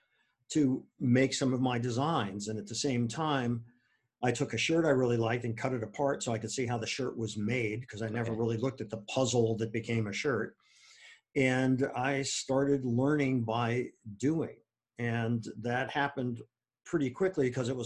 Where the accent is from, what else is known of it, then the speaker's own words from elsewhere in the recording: Akron, Ohio, United States; moved away as an adult; also born or lived in Wisconsin; now in New York, United States; growing up in Akron